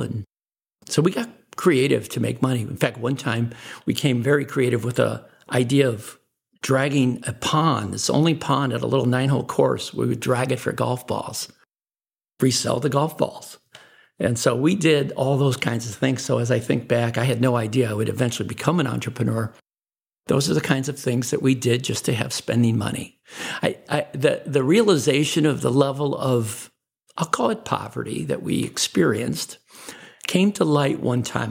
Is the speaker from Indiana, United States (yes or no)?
no; Chicago, Illinois, United States; I was born in Chicago, Illinois